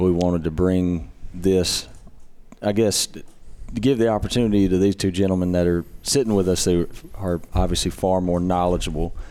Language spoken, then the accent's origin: English; Mississippi, United States; in Mississippi, you're talking about my home state